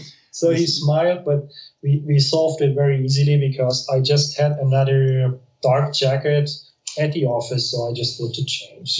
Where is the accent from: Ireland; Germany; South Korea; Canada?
Germany; Munich, Bavaria; English is a second language; moved away as an adult; now in Spain; I'm from from from Munich, near Munich.